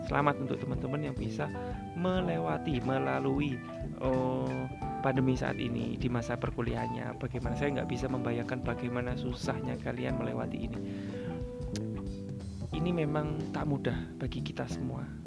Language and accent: Indonesian; Central Java, Indonesia; now in Sidoarjo, Indonesia; saya kan aslinya Jawa Tengah sedikit curhat nih